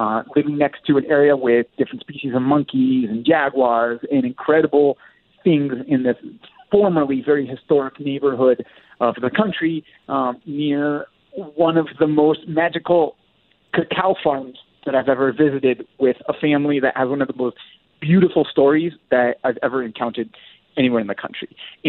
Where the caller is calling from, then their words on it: Medellin, Antioquia, Colombia; I'm calling from Medellin, Colombia, where it is basically paradise the entire year.